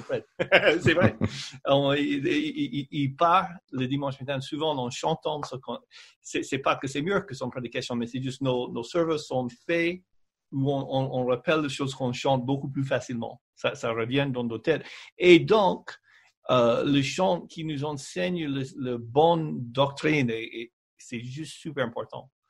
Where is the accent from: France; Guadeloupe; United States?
United States; French is a second language; moved away; en tant qu'Américaine